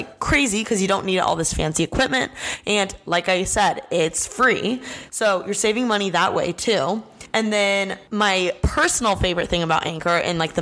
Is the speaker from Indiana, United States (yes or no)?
yes; Bloomington, Indiana, United States; moved away as an adult; I'm from Bloomington, Indiana. I moved out here to go to fashion school